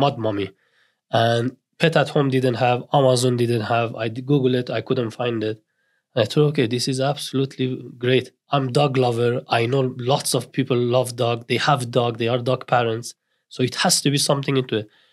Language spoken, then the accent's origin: English; northern Iran, Iran; English is a second language; moved away as an adult; now in Newcastle, United Kingdom; I grew up in Iran, uh, north of Iran, I was exactly the same till I was twenty years old and I arrived in the Newcastle.